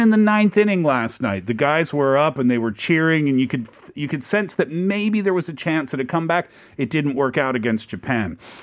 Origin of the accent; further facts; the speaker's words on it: Nova Scotia, Canada; moved away; I'm from Nova Scotia, which is also a peninsula